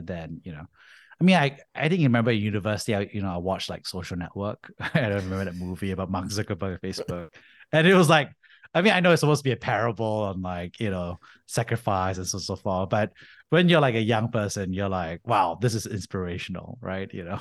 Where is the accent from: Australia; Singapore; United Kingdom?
Singapore; moved away as an adult; also born or lived in United States; I grew up in Singapore, Army